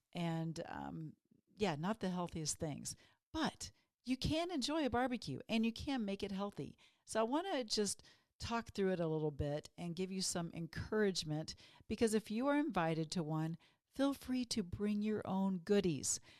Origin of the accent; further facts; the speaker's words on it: Texas, United States; when I grew up in Texas